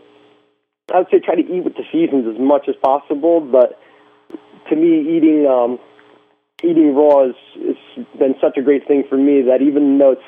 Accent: Connecticut, United States; my old hometown where, you know, back when I was a teenager

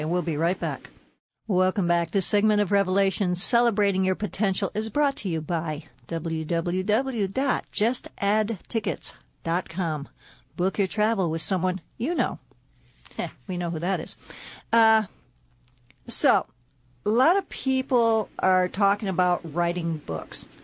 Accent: Connecticut, United States; moved away; I'm from Connecticut

